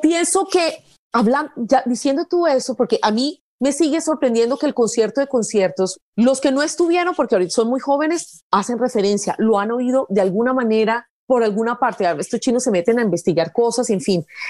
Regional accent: Pereira, Risaralda, Colombia; moved away as an adult; also born or lived in Bogotá; now in United States; yo soy de Pereira

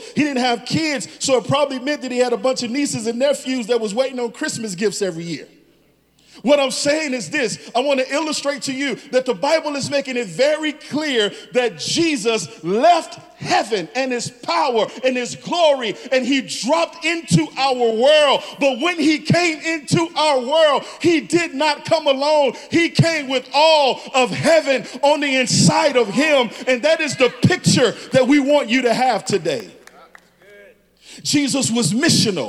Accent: Chicago, Illinois, United States; moved away; I'm from Chicago.

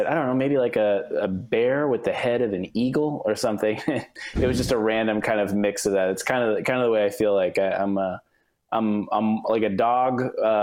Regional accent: Pennsylvania, United States; My family's all from Pennsylvania

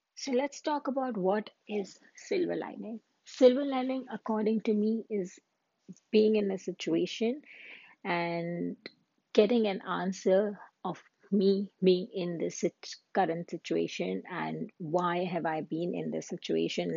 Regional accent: India; moved away as an adult; now in Canada; I'm an Indian woman who lived in Canada.

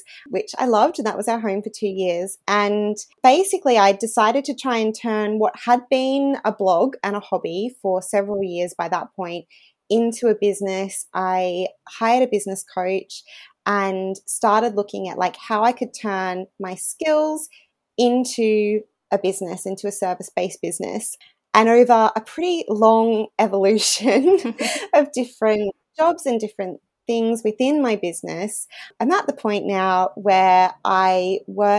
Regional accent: regional Queensland, Australia; moved away as an adult; also born or lived in United Kingdom; I actually worked as a reporter in my hometown where we're living again now in regional Queensland for 5 years.

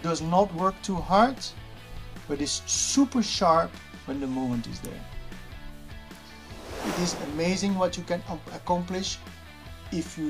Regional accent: Leuven, Flanders, Belgium; I am born and raised and still live close to Leuven

